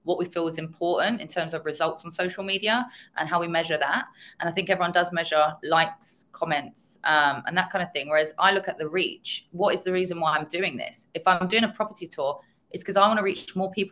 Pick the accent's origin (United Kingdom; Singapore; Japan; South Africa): United Kingdom; London; I was born and bred in North London